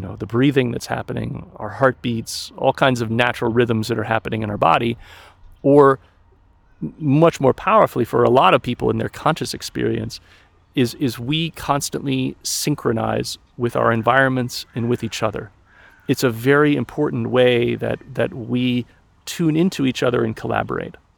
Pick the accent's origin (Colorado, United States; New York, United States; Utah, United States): Colorado, United States; moved away as an adult; also born or lived in Scotland / China / Germany; I grew up in Colorado in the mountains